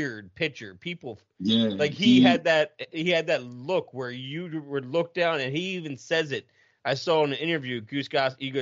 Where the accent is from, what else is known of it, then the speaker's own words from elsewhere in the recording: Philadelphia, Pennsylvania, United States; I grew up outside of Philly, so it wasn't like Arizona